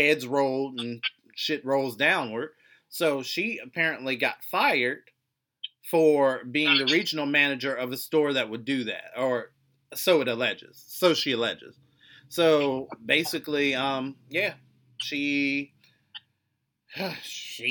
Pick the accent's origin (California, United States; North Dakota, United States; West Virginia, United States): West Virginia, United States; I am from West Virginia